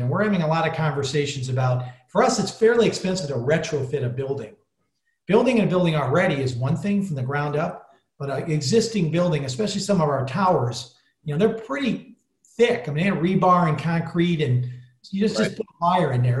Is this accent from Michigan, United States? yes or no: yes; Detroit, Michigan, United States; now in Chicago, United States; I grew up in the Detroit area, so I'm used to being in urban areas. Been in Chicago almost my whole life now